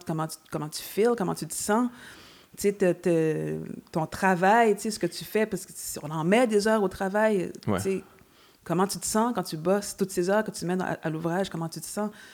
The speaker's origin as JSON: {"language": "French", "town": "Montreal", "region": "Quebec", "country": "Canada", "said": "étant montréalaise"}